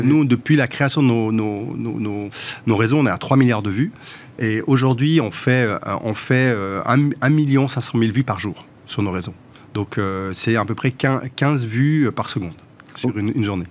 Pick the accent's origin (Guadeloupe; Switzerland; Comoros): Switzerland; Montreux, Vaud; moved away as an adult; now in Paris, France; C'est chez moi, moi, j'ai grandi à Montreux.